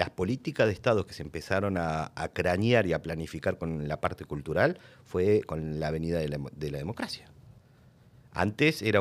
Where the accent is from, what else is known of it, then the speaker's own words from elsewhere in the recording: Argentina; ¿Vos de dónde venís? yo soy argentino. Le digo así bajito, ¿viste? Soy argentino.